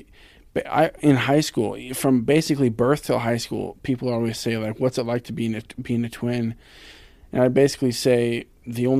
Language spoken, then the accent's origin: English; Ashland, Oregon, United States; I'm from Ashland